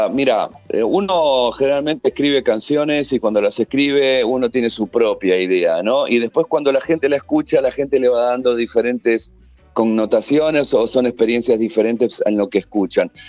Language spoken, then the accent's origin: Spanish; Chile; obviamente en mi país, obviamente que la, idea de, estar presentándolo también en Chile es muy fuerte